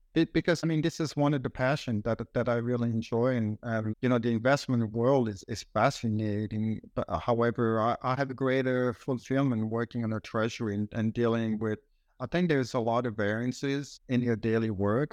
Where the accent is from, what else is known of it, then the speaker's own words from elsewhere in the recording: Switzerland; moved away as an adult; now in United States; growing up in Switzerland